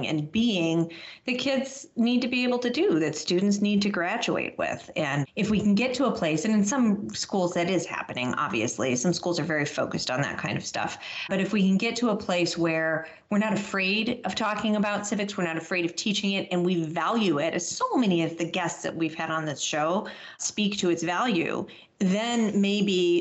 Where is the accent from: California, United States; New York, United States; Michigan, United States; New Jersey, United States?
Michigan, United States; Ann Arbor; I am from the Ann Arbor area.